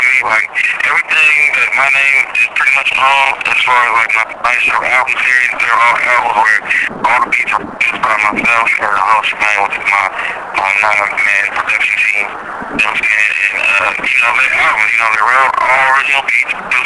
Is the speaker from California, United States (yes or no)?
yes; Bay Area, California, United States; also born or lived in Baltimore, Maryland / San Jose / Oakland; I was born in Baltimore, Maryland, and raised in the Bay Area.